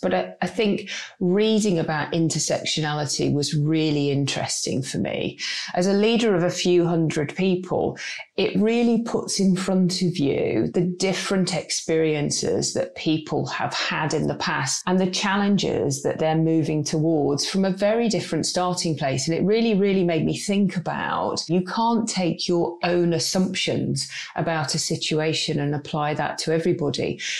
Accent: United Kingdom; there is a little bit of fear of getting it wrong and not wanting to say the wrong thing, because we are very British.

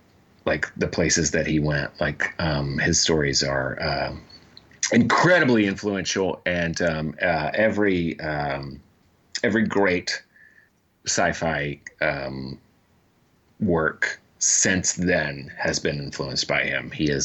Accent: Georgia, United States; This is how you know I'm from Georgia.

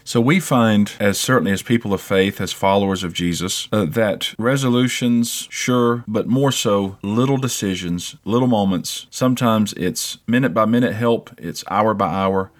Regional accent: South Carolina, United States; moved away; also born or lived in Cyprus; we've moved to my home state about three years ago

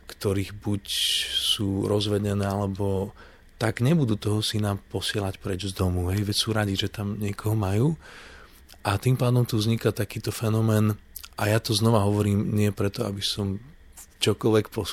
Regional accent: Canada; ja som vyrastal, keď som žil v Kanade, obklopený proste ľuďmi z indickej kultúry, veľmi veľa Indov, ktorí tam prišli.

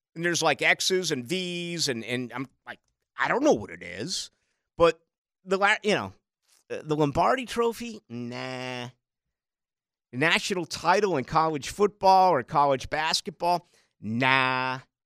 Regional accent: Boston, Massachusetts, United States; now in Jacksonville, United States; I grew up in Boston.

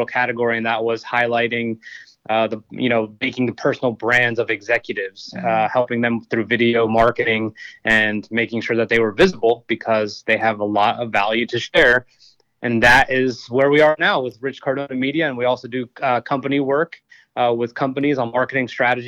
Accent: New Jersey, United States; moved away as an adult; also born or lived in Austin, Texas / Blackstone, Virginia; I grew up in New Jersey, realized I was heading nowhere fast in high school, so I enlisted in the Marine Corps.

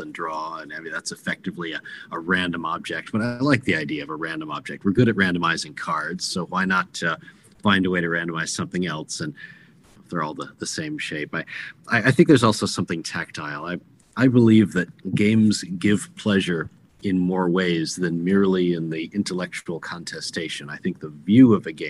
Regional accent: California, United States; also born or lived in Connecticut / New Hampshire / Wyoming; now in Virginia, United States; I was born in Connecticut, raised California, came back east for school, and then for my career, I came down to Virginia, and I now live between Virginia and Wyoming.

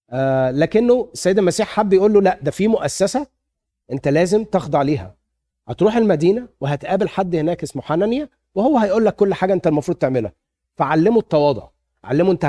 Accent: Egypt; now in United States; انا لما اتخذت من مصر كده وجيت امريكا

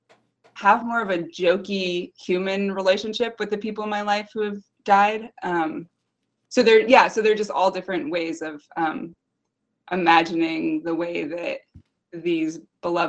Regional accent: Southwick, Massachusetts, United States; now in Connecticut, United States; I grew up in Southwick, Massachusetts

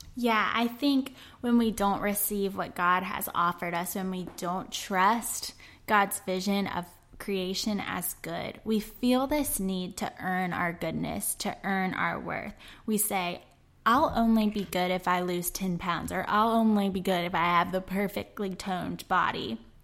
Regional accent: Memphis, Tennessee, United States; my hometown of Memphis

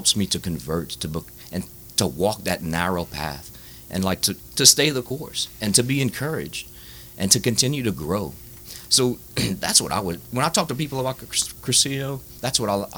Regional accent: Baldwin, United States; I grew up in Baldwin, big family, big Catholic

